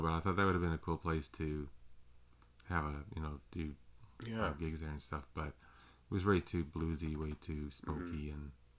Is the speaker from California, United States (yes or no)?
no; Kentucky, United States; I was from Kentucky.